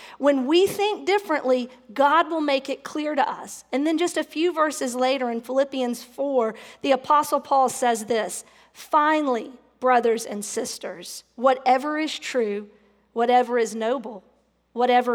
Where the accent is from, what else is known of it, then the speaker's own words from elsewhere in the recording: the South, United States; growing up in the South and being raised in the Bible Belt